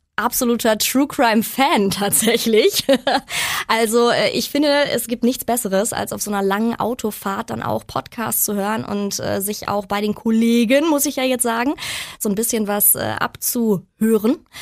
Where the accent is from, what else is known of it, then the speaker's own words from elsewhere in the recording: Unna, North Rhine-Westphalia, Germany; das so meine Heimat, meine Hut ist